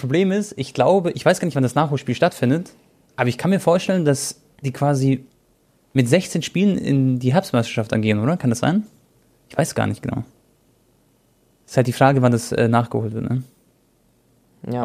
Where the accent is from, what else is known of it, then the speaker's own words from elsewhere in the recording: Croatia; ich bin Kroate